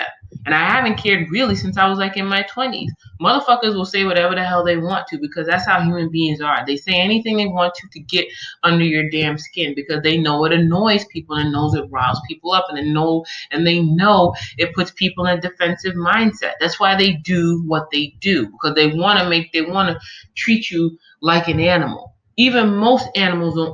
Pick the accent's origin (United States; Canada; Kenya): United States; New York; moved away; also born or lived in Omaha / California; all the years I grew up in New York